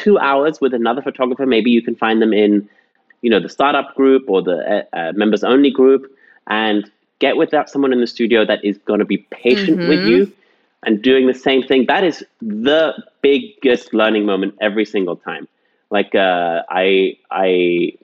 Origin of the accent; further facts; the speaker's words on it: England, United Kingdom; I grew up in England